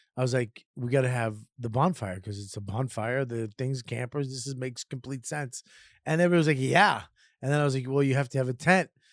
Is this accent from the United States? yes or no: yes; Boston, Massachusetts, United States; also born or lived in Lynn, Massachusetts; I grew up in Boston in the city